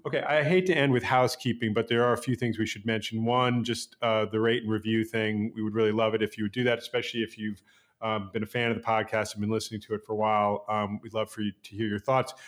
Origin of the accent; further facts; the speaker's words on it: New York City, New York, United States; I grew up on the Upper East Side.